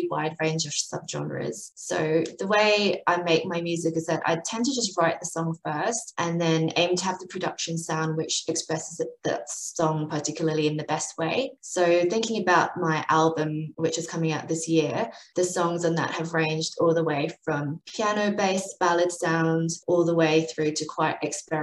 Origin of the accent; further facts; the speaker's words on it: United Kingdom; also born or lived in Adelaide, Australia; now in Melbourne, Australia; I grew up in the UK. So that's the explanation for my accent, which is a bit of a mess